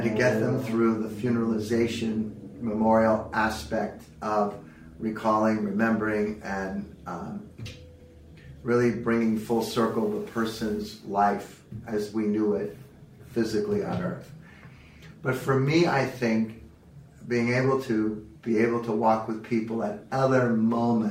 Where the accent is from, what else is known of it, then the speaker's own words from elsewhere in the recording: South San Francisco, California, United States; also born or lived in Santa Clara Valley; I had a chance to buy into a firm in my hometown of the other competitor across town, and I went to work for them in South San Francisco.